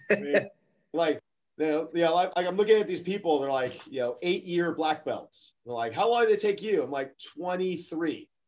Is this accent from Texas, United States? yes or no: no; Stockton, California, United States; and uh, you know, we're from Stockton